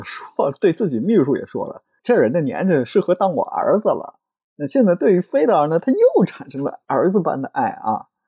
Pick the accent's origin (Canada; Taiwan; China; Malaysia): China; 按照我们中国人话说的